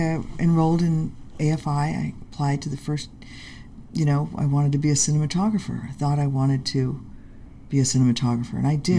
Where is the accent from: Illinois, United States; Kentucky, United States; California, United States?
California, United States; Los Angeles; also born or lived in Manhattan, New York; moved to Hollywood. And I grew up in Hollywood. I went to Hollywood High School. I am a Hollywood kid.